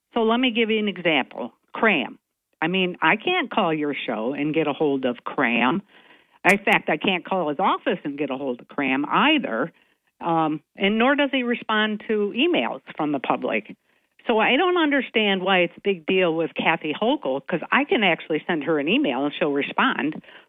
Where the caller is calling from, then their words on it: Binghamton, New York, United States; from south side of Binghamton.